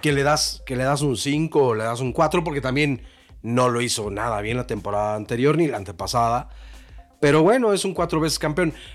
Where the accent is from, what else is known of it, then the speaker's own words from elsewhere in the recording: Mexico; Somos mexicanos